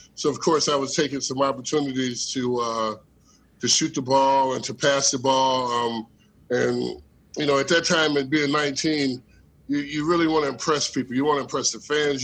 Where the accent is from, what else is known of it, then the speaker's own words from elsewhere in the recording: Elkhart, Indiana, United States; I grew up in, uh, you know, Elkhart and South Bend area